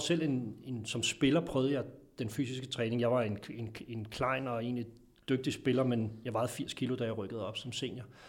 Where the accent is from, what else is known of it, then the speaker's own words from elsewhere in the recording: Denmark; som vi er som danskere